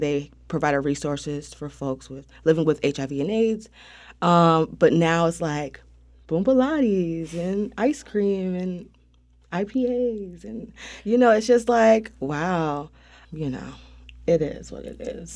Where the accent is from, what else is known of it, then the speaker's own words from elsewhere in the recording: Wilmington, North Carolina, United States; I grew up on Sixth and Harnett.